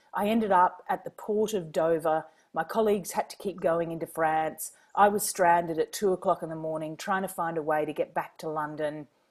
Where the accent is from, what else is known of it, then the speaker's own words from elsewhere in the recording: Queensland, Australia; moved away; also born or lived in Washington, D.C.; I'm a Queenslander